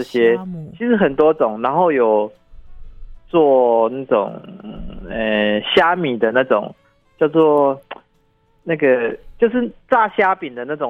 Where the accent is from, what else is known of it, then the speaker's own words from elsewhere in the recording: Yilan County, Taiwan; 我们宜兰湾盛产的。